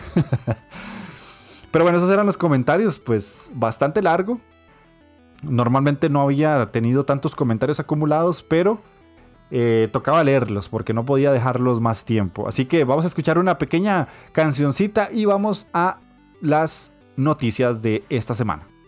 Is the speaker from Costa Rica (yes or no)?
yes; Costa Rica; yo soy obviamente de Costa Rica